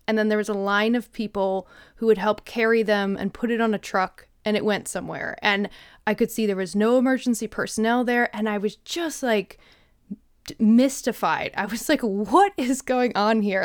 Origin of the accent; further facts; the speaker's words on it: Midwest, United States; now in Jackson, United States; I'm from the Midwest